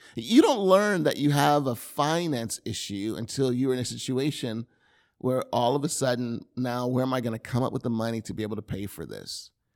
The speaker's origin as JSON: {"language": "English", "region": "the South", "country": "United States", "tie": "born or raised there", "moved": "yes", "lives_now": "California, United States", "said": "I grew up in the South."}